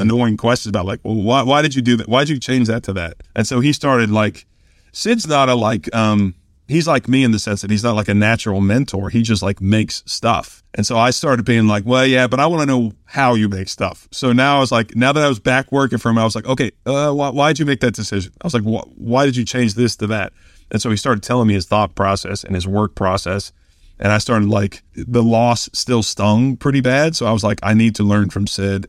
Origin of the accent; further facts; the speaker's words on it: Kansas City, United States; moved away; also born or lived in Oklahoma; I was from Kansas City